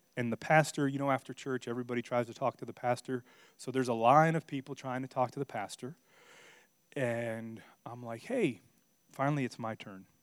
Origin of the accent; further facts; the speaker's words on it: Miami, Florida, United States; moved away as an adult; also born or lived in Virginia / Missouri; I'm from Miami, Florida.